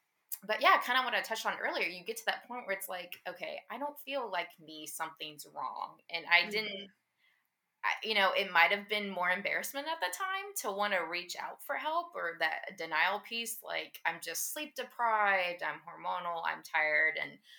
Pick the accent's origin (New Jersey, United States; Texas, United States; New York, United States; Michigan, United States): Texas, United States; And my husband got this awesome job and we were moving back to Texas. We're from Texas originally.